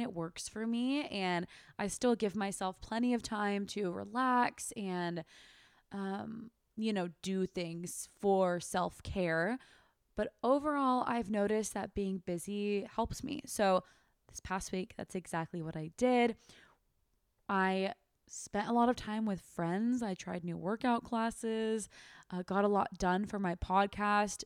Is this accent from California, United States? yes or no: yes; Sacramento, California, United States; moved away as an adult; also born or lived in Turkey / San Diego, California / Australia; now in Austin, United States; I was raised in Sacramento, California.